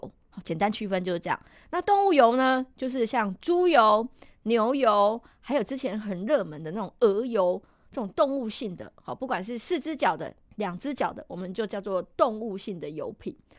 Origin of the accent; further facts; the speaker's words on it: Taiwan; 其实我们台湾人很喜欢煎的。